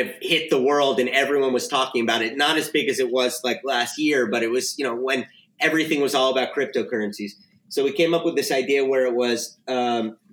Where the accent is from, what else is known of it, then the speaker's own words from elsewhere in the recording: Miami, Florida, United States; moved away as an adult; now in Spain; So I'm originally from Miami, Florida